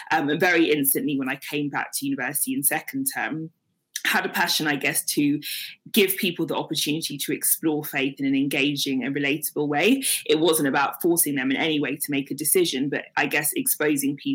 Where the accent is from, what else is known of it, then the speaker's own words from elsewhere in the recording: Nigeria; We weren't Christian because they were Christian or because we're Nigerian.